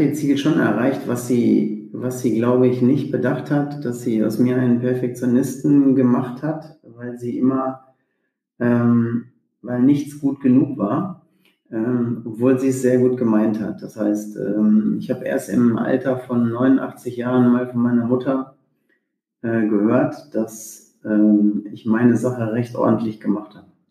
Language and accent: German; Sauerland, North Rhine-Westphalia, Germany; ich bin im, im Sauerland groß geworden